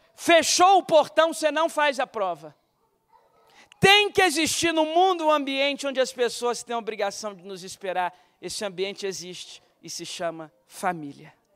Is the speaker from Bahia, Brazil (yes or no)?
no; Guarapari, Espírito Santo, Brazil; me levava na primeira igreja batista de Guarapari